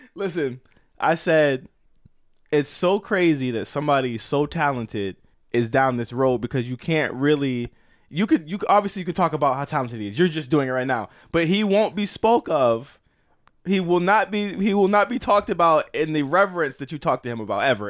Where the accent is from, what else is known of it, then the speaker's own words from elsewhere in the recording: Virginia, United States; I'm from Virginia